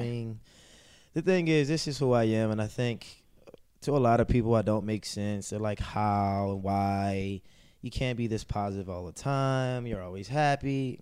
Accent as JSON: {"language": "English", "town": "Baltimore", "region": "Maryland", "country": "United States", "said": "I'm from Baltimore City. Baltimore City is a tough city"}